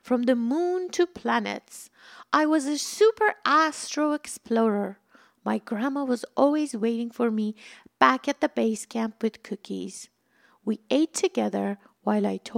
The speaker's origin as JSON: {"language": "English", "country": "Iran", "tie": "born or raised there", "moved": "as an adult", "lives_now": "Southern California, United States", "said": "When I was growing up in Iran, my grandma lived with us."}